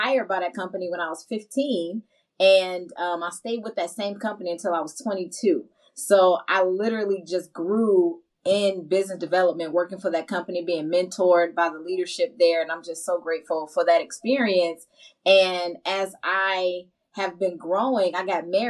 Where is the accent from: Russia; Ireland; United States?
United States; Chicago, Illinois; also born or lived in Augusta, Georgia; I'm from Chicago, south side of Chicago specifically